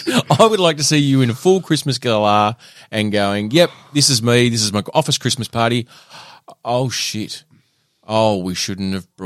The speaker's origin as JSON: {"language": "English", "region": "Tasmania", "country": "Australia", "tie": "born or raised there", "said": "So, the issues that we faced growing up in Tassie in the 90s."}